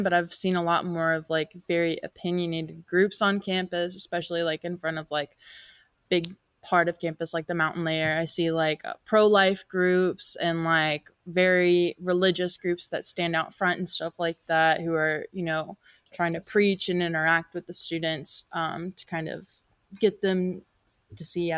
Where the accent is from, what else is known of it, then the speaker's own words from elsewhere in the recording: Appalachia, United States; also born or lived in Hickory, North Carolina / Beckley, West Virginia; I grew up in Appalachia. I'm from Hickory, North Carolina and Beckley, West Virginia